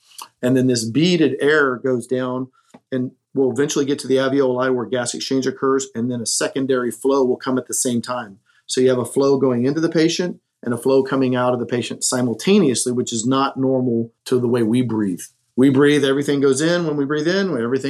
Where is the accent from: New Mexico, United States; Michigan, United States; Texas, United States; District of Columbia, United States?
Texas, United States; Corpus Christi; I was born and raised in Texas, down in Corpus Christi.